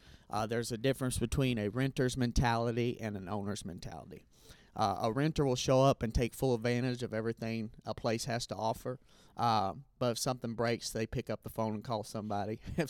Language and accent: English; Indiana, United States; I am from Indiana.